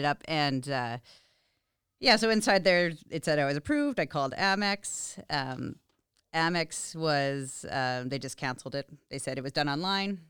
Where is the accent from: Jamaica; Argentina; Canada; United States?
Canada; Vancouver Island, British Columbia; now in Regina, Canada; I'm originally from Vancouver Island.